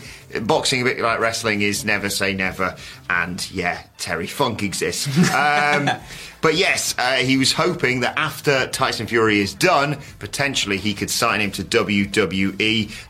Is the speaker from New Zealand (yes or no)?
no; United Kingdom; We're British